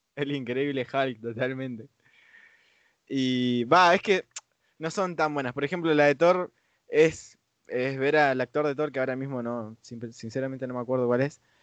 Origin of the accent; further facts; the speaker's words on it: Argentina; acá a Argentina